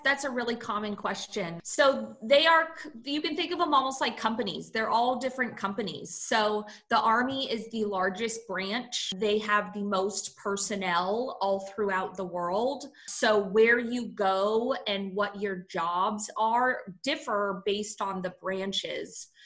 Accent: San Francisco, California, United States; I grew up in San Francisco, California, which is very liberal

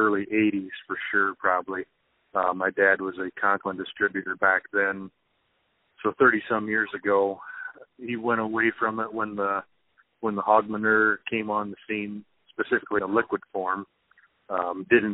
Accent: Odebolt, Iowa, United States; I'm from Sac County, Iowa, just 5 miles north of a town called Odebolt, out here in northwest Iowa

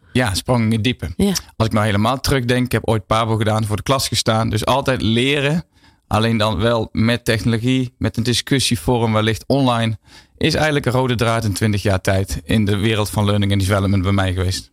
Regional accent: Netherlands; ons als Nederlanders

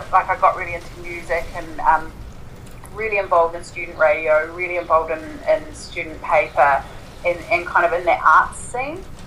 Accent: Invercargill, Southland, New Zealand; I was born and grew up, grew up in Invercargill

